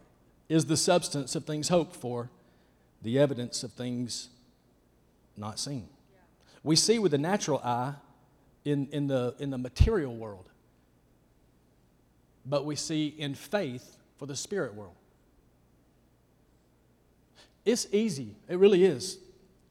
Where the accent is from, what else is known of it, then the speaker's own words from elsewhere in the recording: Rabbit Town, Georgia, United States; I'm from Rabbit Town, Georgia